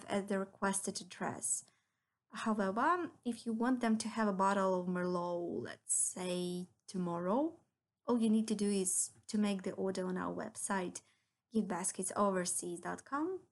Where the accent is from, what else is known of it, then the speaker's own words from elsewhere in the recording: Ukraine; I'm originally from Ukraine